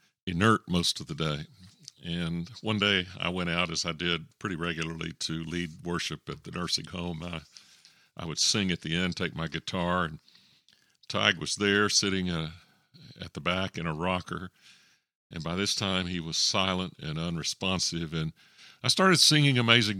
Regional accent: Texas, United States; moved away as an adult; I moved there from Texas, he was very interested in the fact that I was a Texan

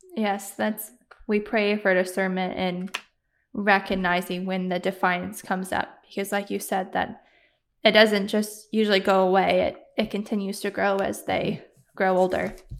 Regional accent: Michigan, United States; moved away; we're from Michigan

